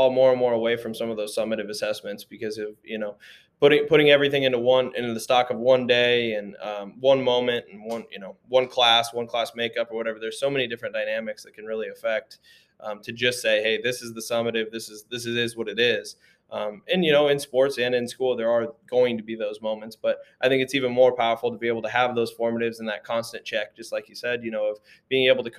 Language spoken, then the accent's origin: English; Indianola, Iowa, United States; moved away as an adult; also born or lived in Marshalltown, Iowa / Davenport, Iowa; now in Fairfield, United States; I'm from Indianola originally, just south of Des Moines